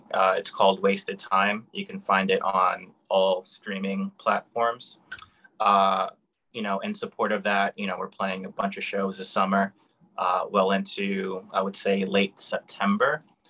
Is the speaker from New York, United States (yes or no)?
yes; New York, United States; born and raised in Brooklyn